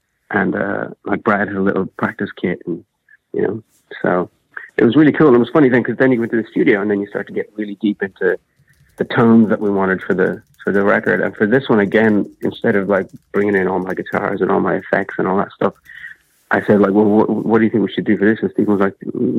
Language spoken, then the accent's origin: English; Ireland; I'm Irish